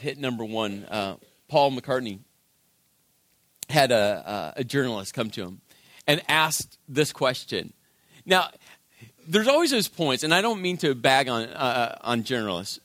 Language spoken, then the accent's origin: English; Las Vegas, Nevada, United States; moved away as an adult; now in New Jersey, United States; I'm from Vegas